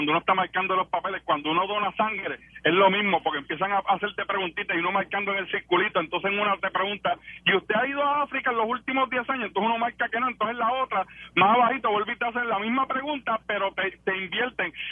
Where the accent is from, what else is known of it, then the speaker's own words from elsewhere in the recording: Puerto Rico; also born or lived in New York; yo nací en Puerto Rico